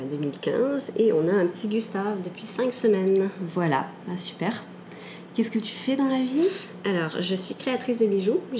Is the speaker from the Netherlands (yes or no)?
no; Canada; also born or lived in France; je suis née en France. Je suis arrivée au Canada quand j'étais très jeune. Et j'ai fait pas mal d'allers-retours entre les deux.